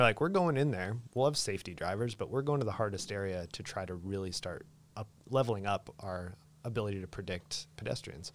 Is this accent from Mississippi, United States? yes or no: no; Idaho, United States; moved away; also born or lived in New River Valley, Virginia; I'm from Idaho.